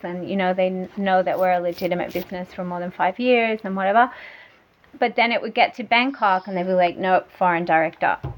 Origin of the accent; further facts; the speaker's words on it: Australia; also born or lived in Germany; now in Thailand; I'm from Australia and and my husband's German and we were living in Germany